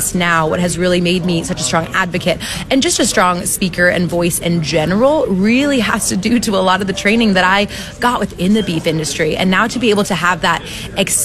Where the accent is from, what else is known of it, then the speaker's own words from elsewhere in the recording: California, United States; now in Kentucky, United States; Growing up in California, moving to Kentucky